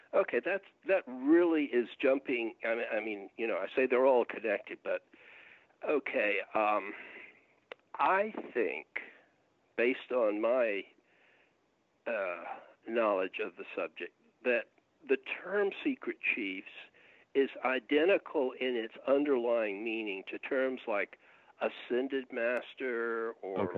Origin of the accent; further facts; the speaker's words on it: Augusta, Georgia, United States; now in Atlanta, United States; my hometown, Augusta, Georgia